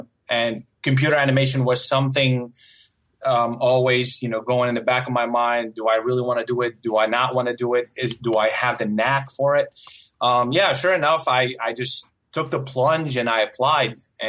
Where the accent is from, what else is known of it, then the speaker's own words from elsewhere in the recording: Syria; first language Arabic; English is a second language; also born or lived in United Arab Emirates; It's funny because I wasn't born in Syria. Syria is, my first language is Arabic.